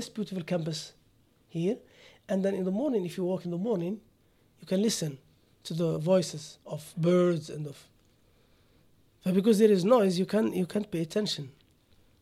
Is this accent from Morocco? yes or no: yes; Morocco; moved away as an adult; also born or lived in Germany; now in United Arab Emirates; I was born in Morocco